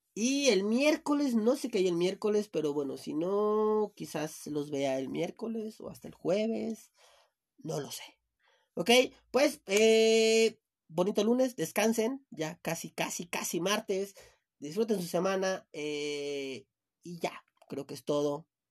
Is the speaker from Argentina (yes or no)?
no; Chiapas, Mexico; now in Mexico City, Mexico; yo soy de Chiapas